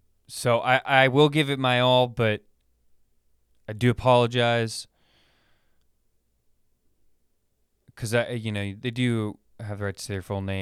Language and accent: English; Sacramento, California, United States; This guy, he fights out of my hometown, Sacramento, Andre Feely.